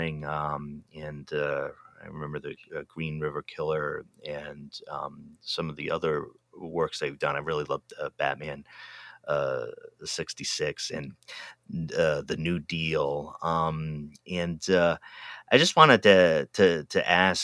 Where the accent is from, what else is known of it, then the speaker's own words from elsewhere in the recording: East Coast, United States; moved away; also born or lived in Pacific Northwest; I'm originally from the East Coast